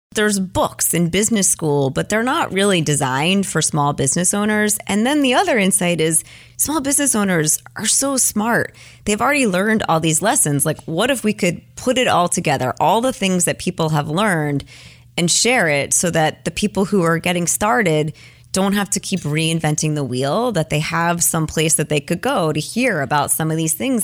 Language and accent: English; New York, United States; moved away as an adult; also born or lived in Los Altos, California; I'm a New Yorker